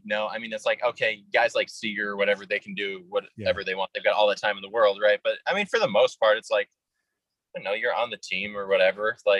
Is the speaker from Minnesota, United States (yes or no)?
yes; Minnesota, United States; I've got a very, I'm from Minnesota, but I kind of sound, aside from a few words, a little more like, you know, Wisconsin or Chicago or something.